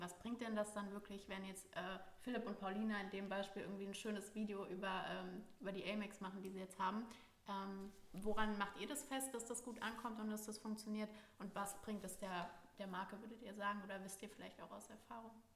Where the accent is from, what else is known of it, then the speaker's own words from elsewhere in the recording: Frankfurt, Hesse, Germany; Ich bin ja auch aus Frankfurt äh, gebürtig